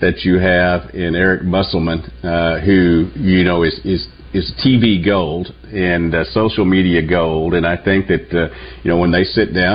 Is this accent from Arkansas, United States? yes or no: yes; Newport, Arkansas, United States; growing up in Newport